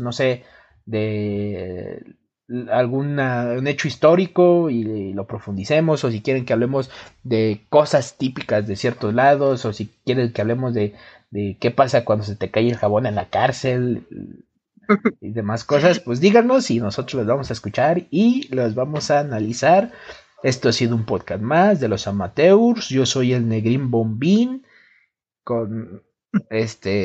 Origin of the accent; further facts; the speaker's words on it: Mexico; somos mexicanos